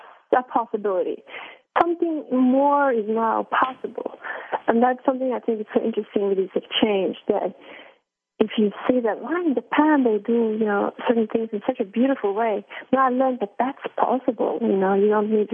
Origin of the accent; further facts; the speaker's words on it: Norway; I come from Norway, so it's a country with very egalitarian society